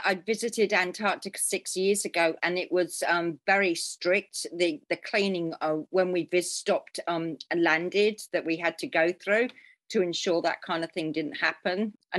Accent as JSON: {"language": "English", "region": "England", "country": "United Kingdom", "moved": "yes", "said": "Here, I came from England as well, but in the south, nearly 20 years ago."}